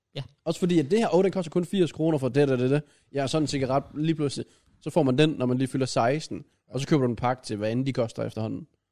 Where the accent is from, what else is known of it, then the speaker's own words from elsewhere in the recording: Grenaa, Central Denmark Region, Denmark; jeg er fra Grenå